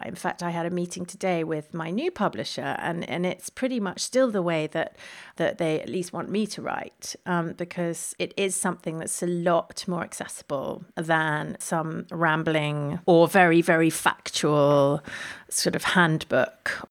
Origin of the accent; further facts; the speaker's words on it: London, United Kingdom; I was born, born in London and raised in London.